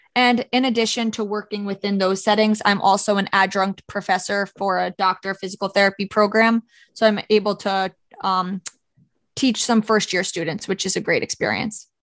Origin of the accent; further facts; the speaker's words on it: Orange County, New York, United States; I'm from Orange County, New York